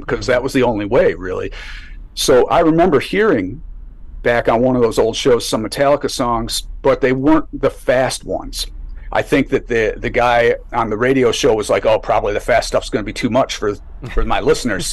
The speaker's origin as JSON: {"language": "English", "town": "Buffalo", "region": "New York", "country": "United States", "tie": "born or raised there", "said": "I grew up in Buffalo"}